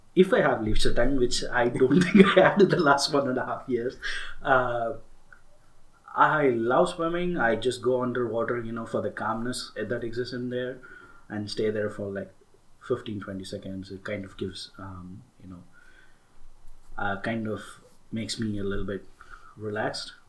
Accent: Tamil Nadu, India; I'm an Indian, I'm a Tamil, and uh, being in India and being from the south

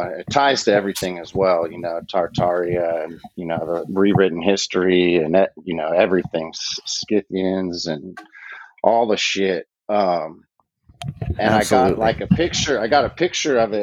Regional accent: Santa Cruz, California, United States; also born or lived in Oakland, California; I grew up in Santa Cruz, which is about an hour south of San Francisco. And I've lived in Oakland for 20 something years

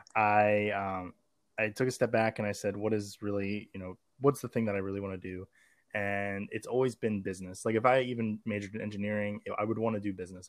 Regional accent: Maryland, United States; I'm from Maryland, and we have a thing called magnet schools

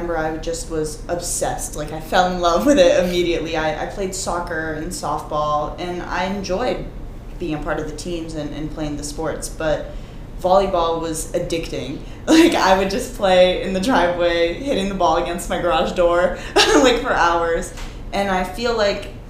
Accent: Milford, New Hampshire, United States; I'm from Milford, New Hampshire, small town

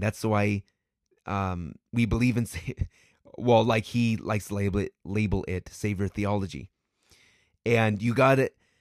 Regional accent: United States; as a American

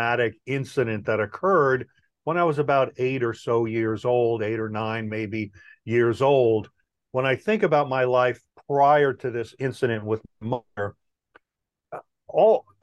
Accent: New York, United States; moved away; also born or lived in California; I'm originally from New York

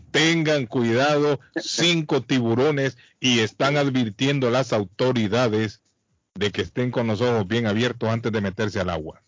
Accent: Colombia; Soy colombiano

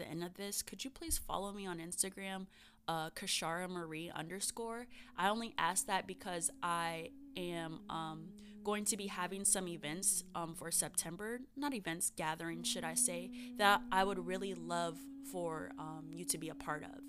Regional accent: Arizona, United States; Arizona's always going to be my home state

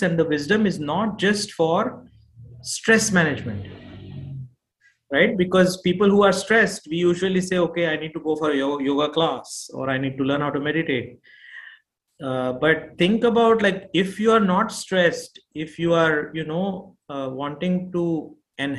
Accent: India; moved away; also born or lived in Houston, Texas; I am born and brought up in India

